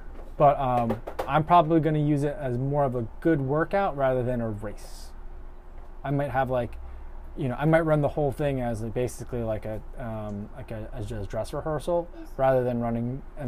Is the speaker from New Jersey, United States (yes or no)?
yes; New Jersey, United States; now in Chicago, United States; I'm from New Jersey